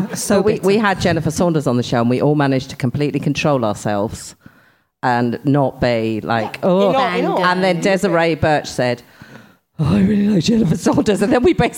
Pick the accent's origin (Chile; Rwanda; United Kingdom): United Kingdom; England; I'm English